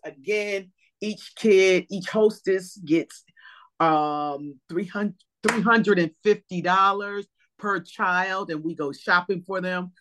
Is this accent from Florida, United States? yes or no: no; East Coast, New Jersey, United States; growing up on the East Coast